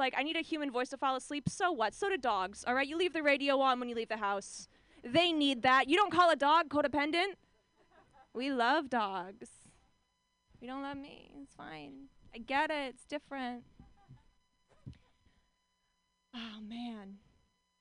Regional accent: Orange County, California, United States; I'm from Orange County, California

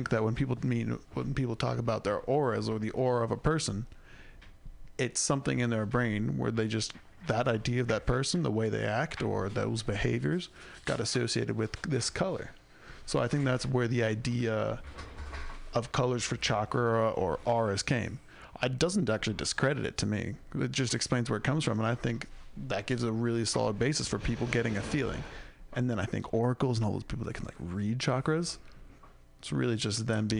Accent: San Diego, California, United States; Growing up in San Diego, getting a machaca the burrito in the morning, I have never had a better breakfast food.

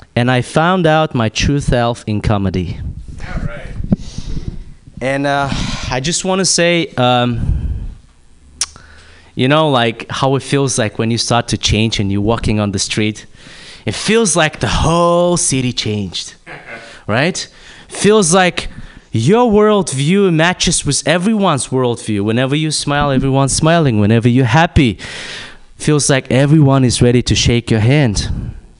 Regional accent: Kazakhstan; moved away; I'm from Kazakhstan

